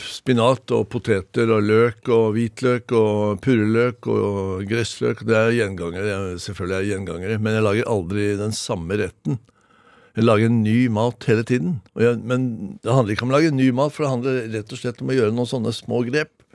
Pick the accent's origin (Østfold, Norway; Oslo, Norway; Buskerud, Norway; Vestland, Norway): Oslo, Norway; also born or lived in Moss, Norway; når jeg var fem, seks, fem år gammel, så flytter jeg til eh, Oslo, dvs. Si, eh, Oslos første eh, drabantby, Lambertseter